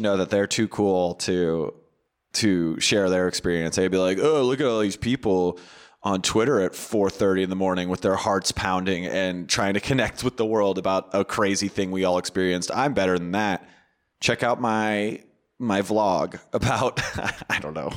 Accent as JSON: {"language": "English", "area": "near Orangevale", "region": "Northern California", "country": "United States", "tie": "born or raised there", "said": "I'm from Northern California, which is where Orangevale is. Orangevale was a neighboring city to where I grew up"}